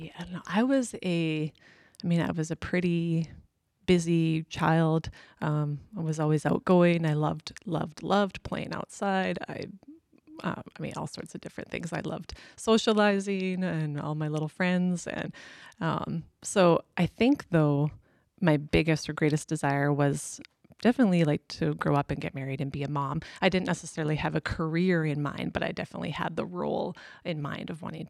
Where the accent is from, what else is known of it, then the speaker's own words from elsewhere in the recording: Whitecourt, Alberta, Canada; also born or lived in Grande Prairie, Alberta; So I was born in Whitecourt, so just a few hours away from here. My mom's side of the family has farmed there for many generations, and so that's where I was initially born and grew up.